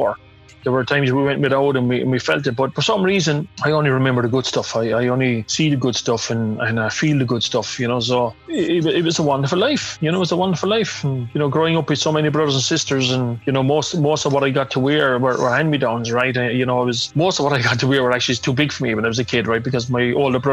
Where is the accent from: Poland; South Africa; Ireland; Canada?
Ireland; Limerick, Munster; growing up in Ballinanty, where I grew up, my back garden was Thomond Park